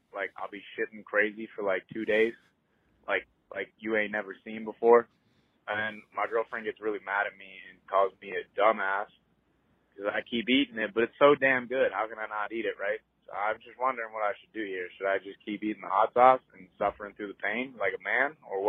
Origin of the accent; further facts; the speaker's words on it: Canada; I'm from Canada.